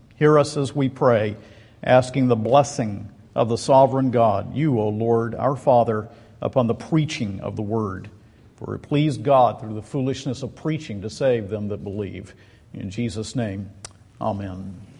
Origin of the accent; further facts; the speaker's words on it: Macon, Georgia, United States; Macon, Georgia, which is my hometown